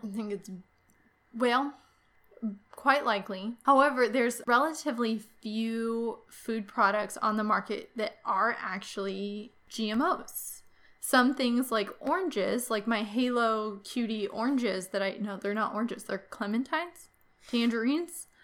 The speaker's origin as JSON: {"language": "English", "region": "Kansas", "country": "United States", "said": "here in my home state of Kansas"}